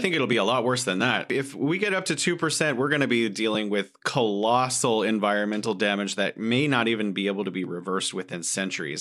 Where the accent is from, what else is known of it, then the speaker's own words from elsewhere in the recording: San Francisco, California, United States; moved away as an adult; now in Beijing, China; I was from San Francisco